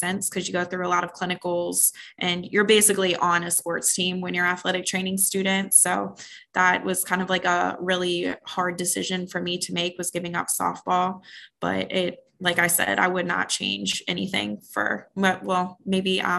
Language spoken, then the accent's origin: English; Waldorf, Maryland, United States; now in Phoenix, United States; I'm from the East Coast actually, and just kind of transplanted out here on the West Coast, but I'm from Waldorf, Maryland